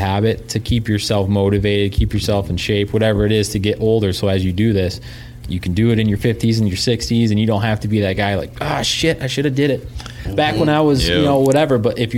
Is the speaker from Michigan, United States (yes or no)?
yes; Michigan, United States; Okay, so we're from Michigan.